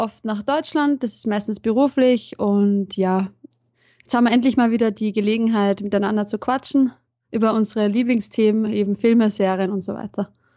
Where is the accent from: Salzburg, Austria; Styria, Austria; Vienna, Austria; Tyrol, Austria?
Vienna, Austria; Ich komme ursprünglich aus Wien